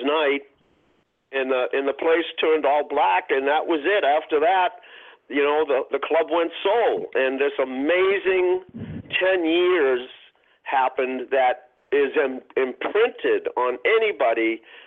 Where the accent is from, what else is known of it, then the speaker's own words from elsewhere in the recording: Boston, Massachusetts, United States; a kid, a white kid growing up in Roxbury